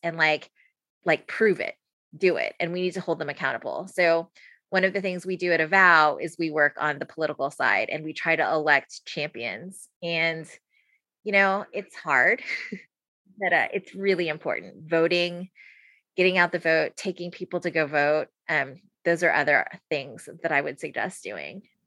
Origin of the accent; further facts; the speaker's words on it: San Antonio, Texas, United States; now in Austin, United States; I'm from San Antonio, so I like the Spurs kind of by default